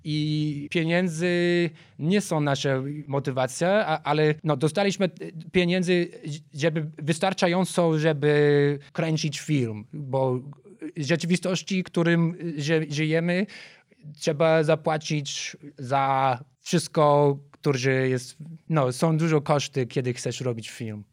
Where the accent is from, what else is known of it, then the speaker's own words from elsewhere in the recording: Chicago, Illinois, United States; Polish is a second language; moved away as an adult; now in Warsaw, Poland; Ja jestem z Chicago. Żyłem pierwsze 23 lata w Chicago